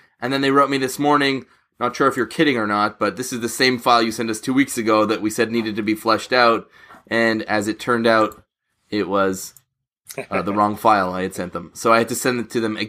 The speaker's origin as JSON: {"language": "English", "town": "Montreal West", "region": "Quebec", "country": "Canada", "tie": "born or raised there", "said": "Côte Saint-Luc and Montreal West. That area is where I grew up."}